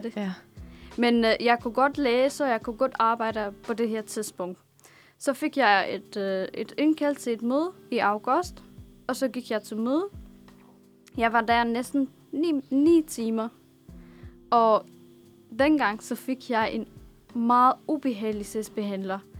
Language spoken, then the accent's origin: Danish; Damascus, Damascus Governorate, Syria; born or raised there; Danish is a second language; now in Denmark